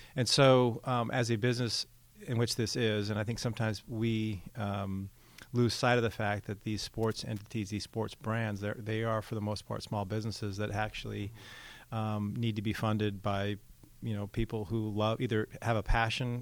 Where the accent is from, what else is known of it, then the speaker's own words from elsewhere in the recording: Seattle, Washington, United States; also born or lived in Oklahoma City; now in Newark, United States; growing up in the Seattle area